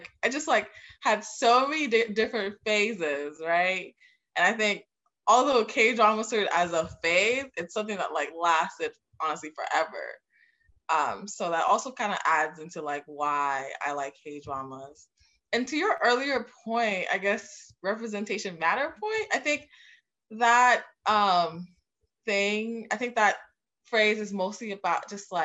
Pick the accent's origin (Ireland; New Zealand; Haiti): Haiti; now in United States; I'm from Haiti originally.